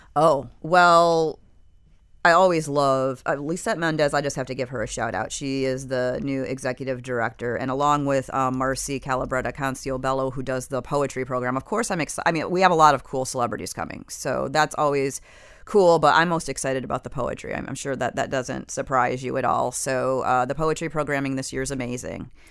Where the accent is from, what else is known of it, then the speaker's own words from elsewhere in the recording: Michigan, United States; now in South Florida, United States; I come from Michigan, which is a place where people are kind of taught to keep their feelings to themselves